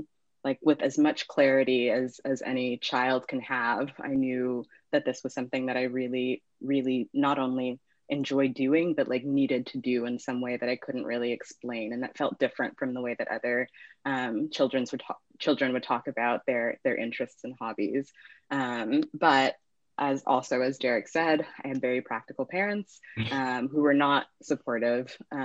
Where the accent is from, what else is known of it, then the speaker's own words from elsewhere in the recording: Alabama, United States; also born or lived in Mampong, Ghana / Ohio / Illinois / Tennessee; I was born in Mampong, Ghana, and then I moved to America when I was 2. And my family moved around quite a bit. So I lived in Ohio, Illinois, Tennessee, and then Alabama. And I spent most of my childhood in Alabama